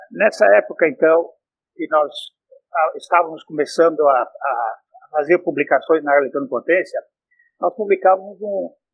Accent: Nova Prata, Rio Grande do Sul, Brazil; Eu nasci em Nova Prata, no Rio Grande do Sul

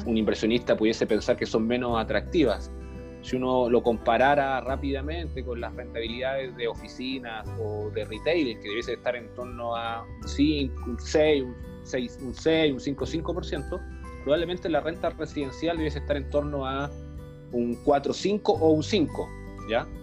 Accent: Iquique, Tarapacá, Chile; now in Santiago, Chile; soy iquiqueño, siempre destaco eso para que la gente lo sepa, la gente de regiones también haciendo patria aquí en Santiago

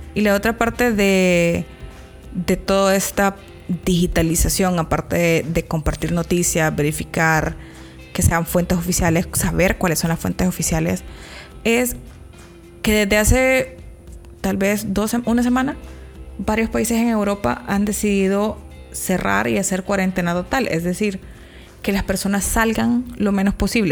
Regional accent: El Salvador; nosotras que somos salvadoreñas

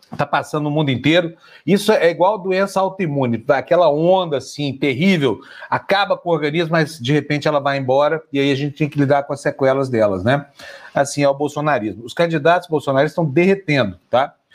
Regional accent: Uberlândia, Minas Gerais, Brazil; lá da minha cidade, Uberlândia

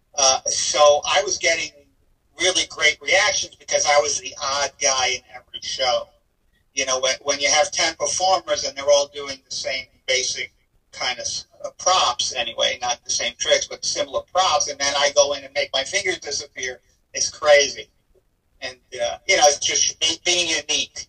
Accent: Israel; I was born in Israel

